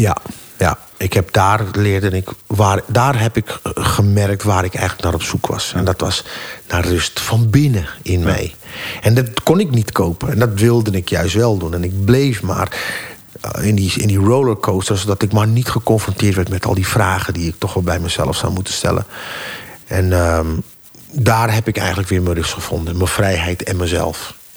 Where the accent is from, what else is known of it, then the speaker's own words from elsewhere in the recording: Amsterdam, North Holland, Netherlands; ik ben opgegroeid in Amsterdam in de Jordaan